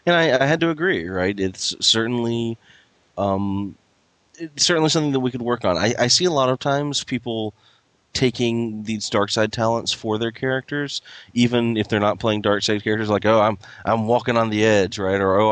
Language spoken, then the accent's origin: English; Tennessee, United States; I'm a redneck from Tennessee